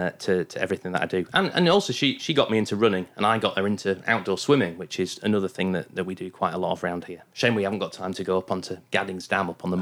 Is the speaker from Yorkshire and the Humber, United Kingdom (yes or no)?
yes; Goole, Yorkshire and the Humber, United Kingdom; also born or lived in Bingley; We used to ride quite a lot because I grew up in originally in Goole near Hull, very flat.